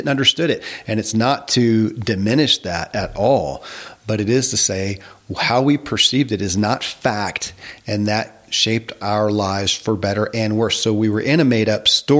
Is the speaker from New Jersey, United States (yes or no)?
no; Kentucky, United States; born or raised there